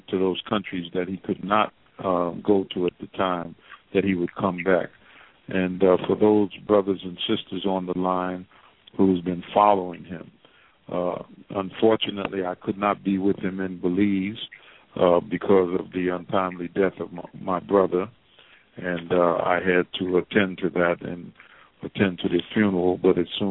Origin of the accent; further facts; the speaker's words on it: New York City, New York, United States; moved away; also born or lived in Africa; when I joined the Nation of Islam as a New Yorker